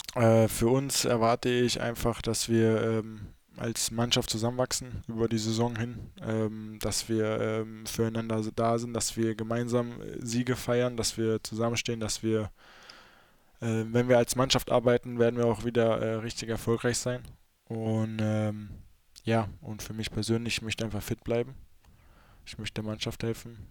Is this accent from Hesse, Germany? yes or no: yes; North Hesse, Germany; accent: Hochdeutsch; wir in Nordhessen sprechen eigentlich so ho normales Hochdeutsch